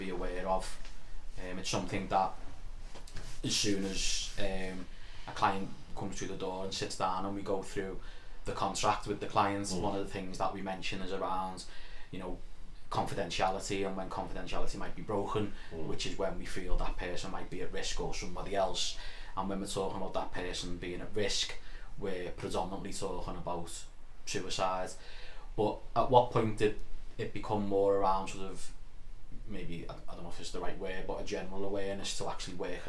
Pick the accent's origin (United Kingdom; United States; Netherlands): United Kingdom; Liverpool, North West England; I'm glad I'm from Liverpool